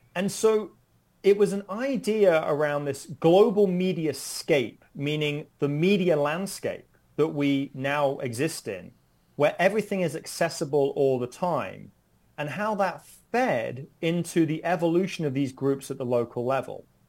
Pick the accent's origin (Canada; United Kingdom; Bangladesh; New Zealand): United Kingdom; moved away as an adult; now in United States; I'm originally from the United Kingdom